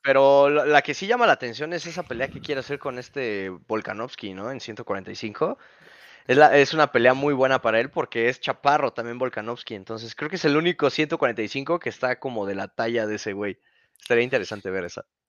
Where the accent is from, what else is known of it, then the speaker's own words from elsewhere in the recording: Mexico; como mexicano.